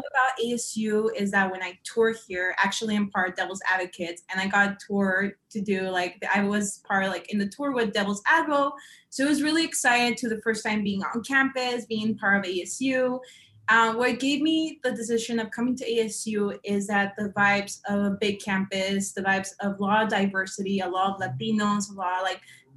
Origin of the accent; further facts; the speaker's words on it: San Luis, Arizona, United States; moved away as an adult; also born or lived in Tempe, Arizona; I come from San Luis, Arizona, which is a really small town from I'm a border town area.